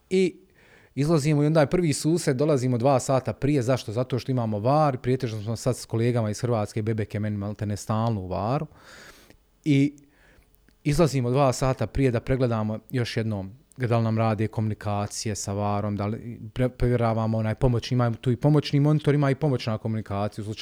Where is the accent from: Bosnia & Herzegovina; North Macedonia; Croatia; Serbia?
Bosnia & Herzegovina; Sarajevo, Federation of Bosnia and Herzegovina; ja dolazim iz Sarajeva